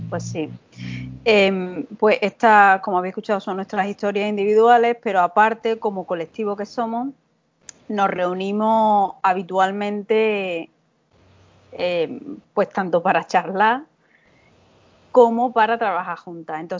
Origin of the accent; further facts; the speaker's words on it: Córdoba, Andalusia, Spain; first language Spanish; moved away as an adult; now in United States; eh, soy originalmente de Córdoba, de Andalucía, y em, bueno, me formé como filóloga en la Universidad de Córdoba